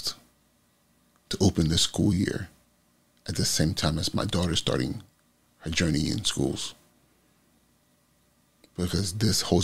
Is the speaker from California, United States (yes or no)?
yes; California, United States; the community I grew up in California